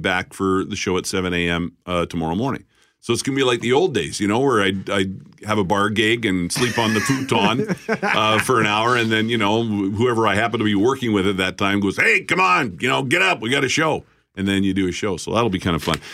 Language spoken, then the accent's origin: English; Alberta, Canada; now in Winnipeg, Canada; I'm from Alberta, so I'll be broadcasting in Alberta tonight.